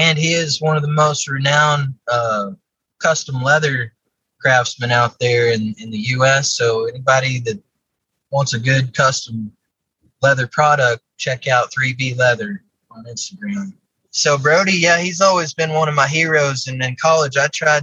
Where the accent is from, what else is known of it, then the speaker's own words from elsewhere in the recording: Odessa, Texas, United States; I grew up in Odessa, Texas, out in West Texas, kind of close to El Paso